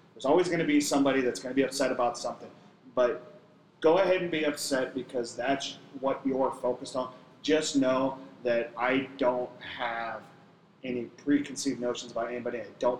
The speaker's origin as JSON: {"language": "English", "town": "Sacramento", "region": "California", "country": "United States", "tie": "born or raised there", "said": "Growing up in Sacramento, I watched a lot of Sacramento Kings basketball"}